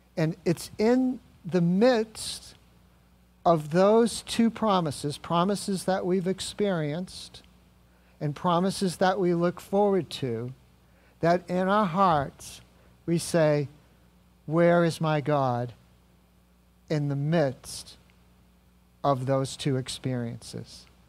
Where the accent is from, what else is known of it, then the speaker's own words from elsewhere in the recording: New England, United States; I grew up in New England and I know New Englanders pretty well.